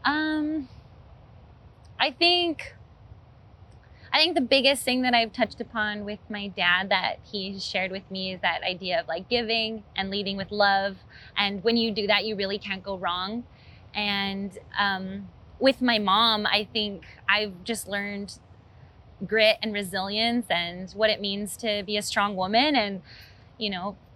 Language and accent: English; Hawaii, United States; as a Hawaiian